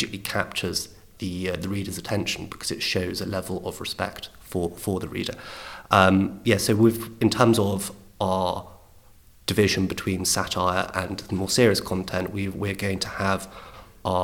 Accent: London, United Kingdom; growing up in London, I was born in 1988.

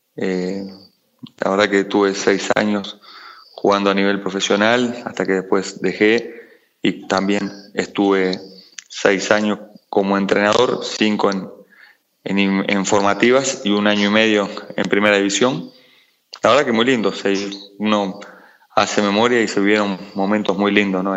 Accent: Montevideo, Uruguay; yo nací en Montevideo, Uruguay, en, el barrio Capurro

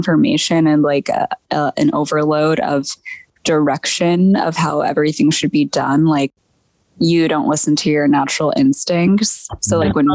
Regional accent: Connecticut, United States; In the middle of Connecticut, it's like New Haven County

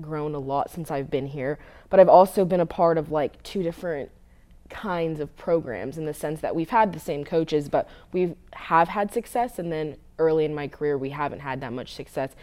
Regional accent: Southern California, United States; moved away as an adult; also born or lived in West Coast; now in Tennessee, United States; I'm from Southern California

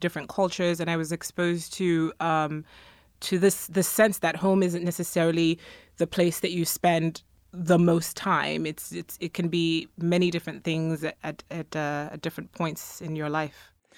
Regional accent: Ghana; now in United States; I come from Ghana, so I grew up as a majority

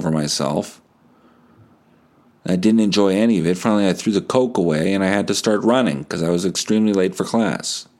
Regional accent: New Bothwell, Manitoba, Canada; also born or lived in Steinbach; I grew up in New Bothwell

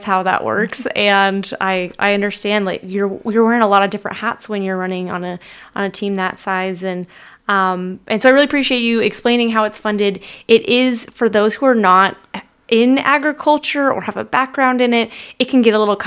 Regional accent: Lower Yakima Valley, Washington, United States; We are both actually from the Lower Yakima Valley.

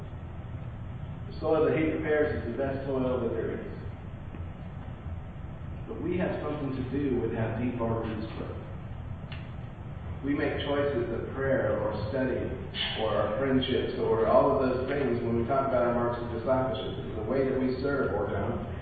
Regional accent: California, United States; moved away; I grew up in California

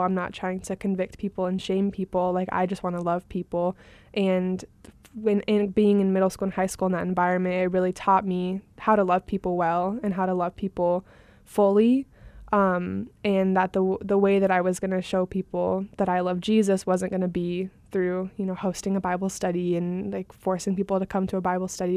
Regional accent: Phoenix, Arizona, United States; we moved kind of from West Phoenix area to Central Phoenix

